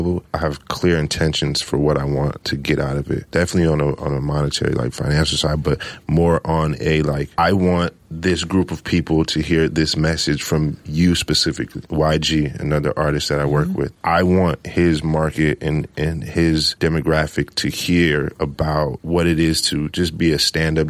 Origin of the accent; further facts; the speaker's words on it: Los Angeles, California, United States; also born or lived in Midwest; I grew up in South Central